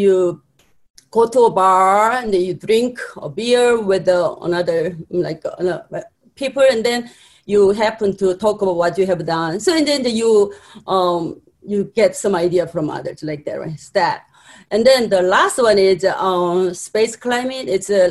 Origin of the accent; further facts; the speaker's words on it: South Korea; moved away as an adult; now in United States; I'm from Korea